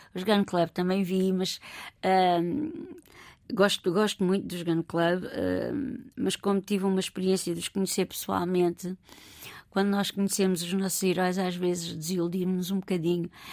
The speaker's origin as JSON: {"language": "Portuguese", "region": "Lisbon", "country": "Portugal", "tie": "born or raised there", "also_born_or_lived": "Olivais, Lisbon / Encarnação, Lisbon / London, United Kingdom / Sintra", "said": "cresci em Campo de Orique, com todos os valores agregados a Campo de Orique"}